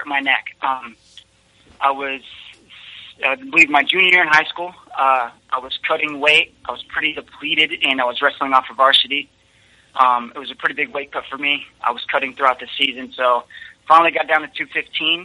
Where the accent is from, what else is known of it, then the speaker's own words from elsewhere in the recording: Kansas City, Missouri, United States; I'm from Kansas City, Missouri